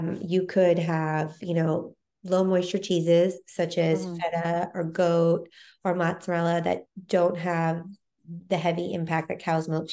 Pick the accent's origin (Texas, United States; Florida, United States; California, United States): Texas, United States; now in New York, United States; I grew up in Texas, where everything was, you know, bigger